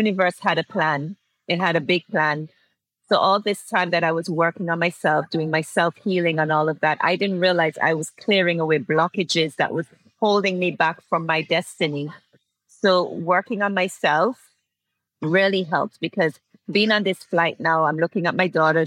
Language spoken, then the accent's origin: English; Antigua & Barbuda; I'm from Antigua and Barbuda, and it's just a small little island in the Caribbean